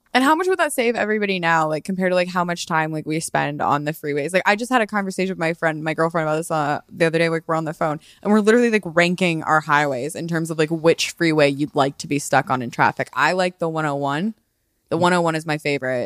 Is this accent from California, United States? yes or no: no; Colorado, United States; also born or lived in Dallas, Texas / the Midwest; I was born in Dallas, technically. I only lived there for, like, a few years. I moved to Colorado pretty quickly